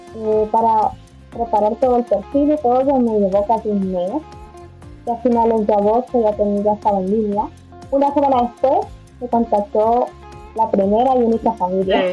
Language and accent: Spanish; El Salvador; moved away as an adult; also born or lived in United States; now in Madrid, Spain; soy del Salvador